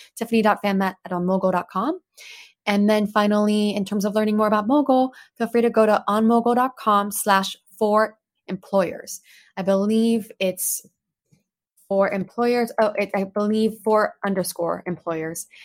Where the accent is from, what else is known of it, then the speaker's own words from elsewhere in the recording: Plano, Texas, United States; English is a second language; also born or lived in Paris, France; by age 10, suddenly moved us from Paris, France to Plano, Texas. And so I grew up in Plano thereafter, struggled so much, couldn't speak English at the time